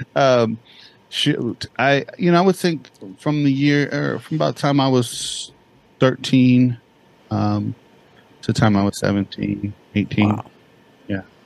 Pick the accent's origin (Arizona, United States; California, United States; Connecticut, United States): California, United States; Bakersfield; also born or lived in Santa Barbara, California; I grew up in a place called Bakersfield, California.